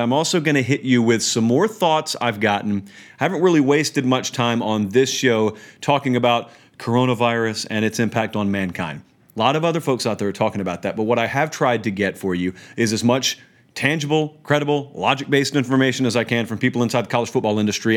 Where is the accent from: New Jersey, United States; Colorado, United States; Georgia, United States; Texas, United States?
Georgia, United States; Columbus; moved away; I'm from Columbus. It's a military town